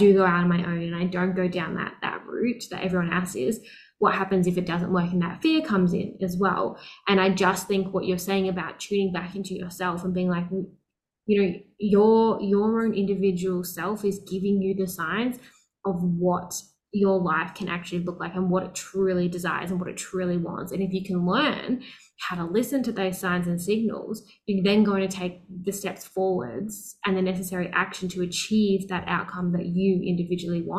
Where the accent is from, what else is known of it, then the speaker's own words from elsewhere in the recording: Melbourne, Victoria, Australia; I grew up in Melbourne in Australia